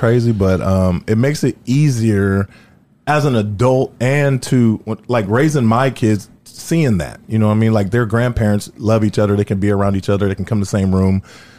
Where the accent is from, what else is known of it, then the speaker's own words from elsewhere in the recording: Los Angeles, California, United States; moved away as an adult; also born or lived in Denver; now in Indiana, United States; I'm from L.A.